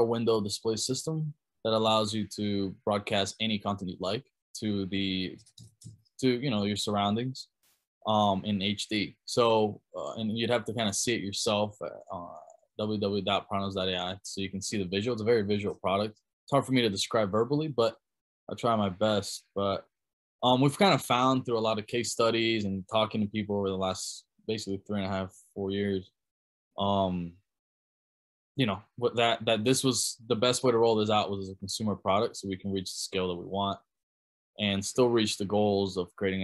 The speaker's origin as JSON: {"language": "English", "country": "Germany", "tie": "born or raised there", "moved": "yes", "said": "I grew up in Germany, so I spent most of my formative years there"}